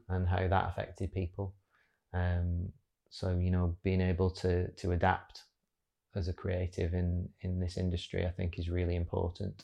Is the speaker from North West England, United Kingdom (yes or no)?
yes; Wigan, North West England, United Kingdom; working recently back in my hometown of Wigan